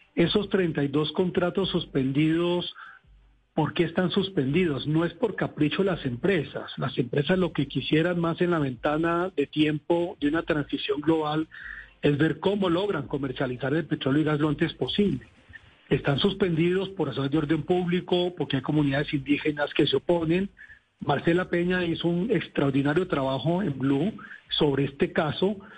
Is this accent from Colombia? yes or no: yes; Colombia; somos todos los colombianos